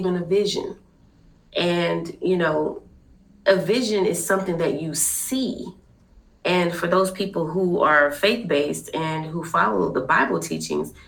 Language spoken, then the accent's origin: English; Fort Worth, Texas, United States; now I'm actually from Fort Worth